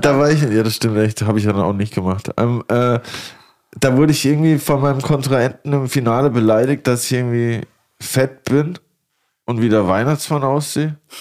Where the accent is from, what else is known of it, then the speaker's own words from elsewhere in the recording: Lörrach, Baden-Württemberg, Germany; moved away; also born or lived in Stuttgart / Karlsruhe; eher an der Schweizer Grenze, da wo ich, wo ich aufgewachsen bin